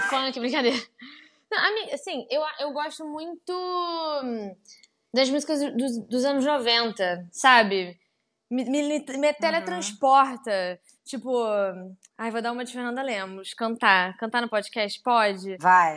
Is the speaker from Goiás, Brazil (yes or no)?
no; Pelotas, Rio Grande do Sul, Brazil; now in Rio de Janeiro, Brazil; eu sou do Sul, né? Eu moro aqui no Rio há muito tempo, mas eu sou de Pelotas